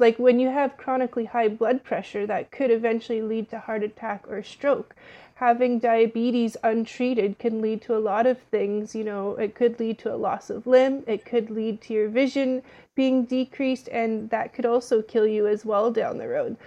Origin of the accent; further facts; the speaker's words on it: Ottawa, Ontario, Canada; moved away as an adult; now in Toronto, Canada; I was born and raised in Ottawa, and I moved to Toronto for this job specifically